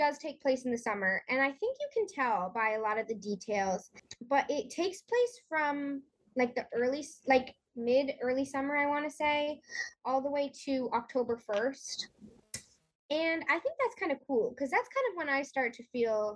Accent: Connecticut, United States; I'm from Connecticut

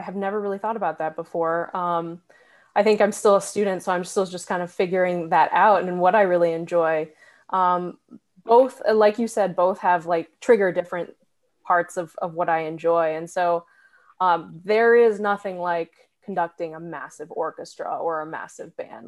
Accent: New Hampshire, United States; moved away as an adult; also born or lived in Massachusetts; now in Athens, Georgia, United States; I grew up uh, in New Hampshire

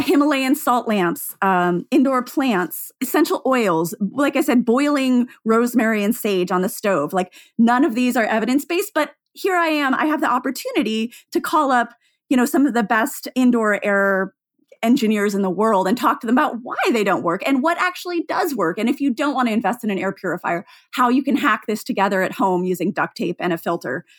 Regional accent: Seattle, Washington, United States; growing up in Seattle

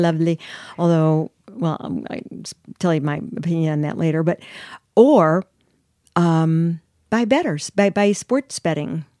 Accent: Chicago, Illinois, United States

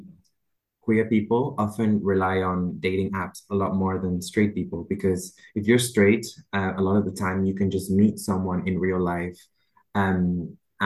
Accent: Barcelona, Catalonia, Spain; moved away; We're originally from Barcelona

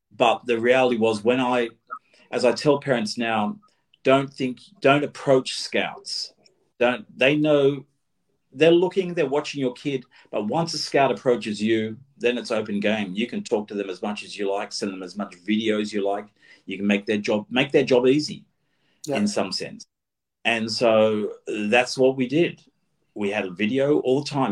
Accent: Australia

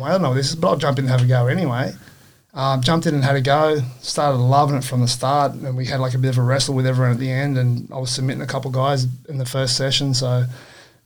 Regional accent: Dubbo, New South Wales, Australia; I grew up in Dubbo in New South Wales

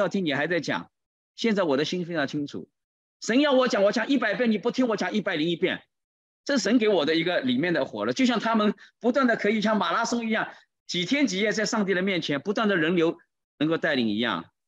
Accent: China; 就在这个时候，你知道上来了一位七十多岁的一位啊老人家，看到我们是中国人，就来跟我们打招呼。

